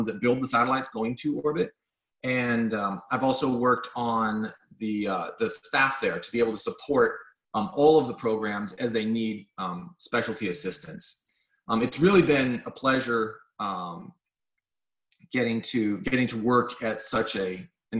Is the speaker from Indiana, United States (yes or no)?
no; Los Angeles, California, United States; I grew up in Los Angeles